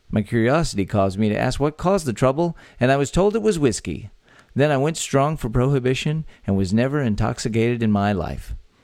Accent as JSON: {"language": "English", "region": "Texas", "country": "United States", "tie": "born or raised there"}